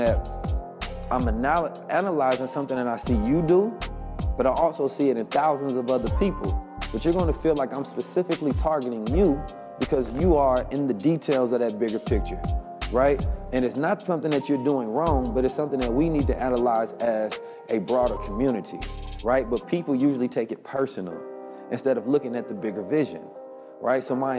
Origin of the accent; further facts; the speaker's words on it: Oakland, California, United States; I grew up in Oakland, California. It was damn near just a black Muslim mafia